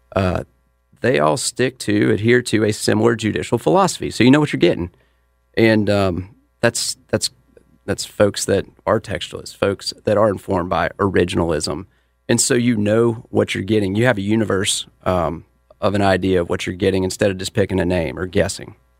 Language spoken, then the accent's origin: English; Mint Hill, North Carolina, United States; I'm from Mint Hill